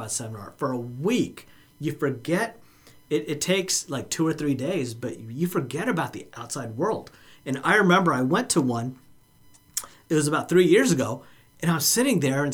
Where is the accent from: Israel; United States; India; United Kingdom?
India; moved away; I'm from India